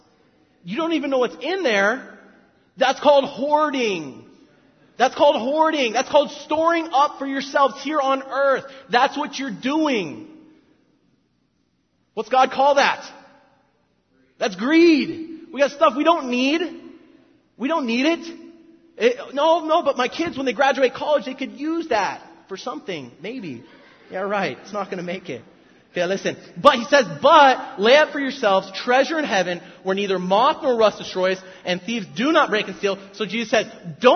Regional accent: South Orange County, California, United States; I'm from South Orange County

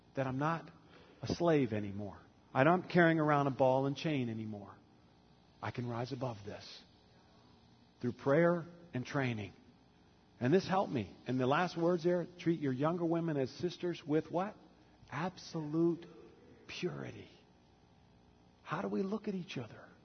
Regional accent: the South, United States; growing up in the South as a young man

